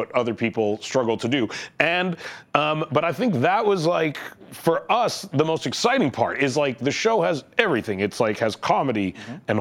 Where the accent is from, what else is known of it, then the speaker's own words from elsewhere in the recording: Canada; I am from Canada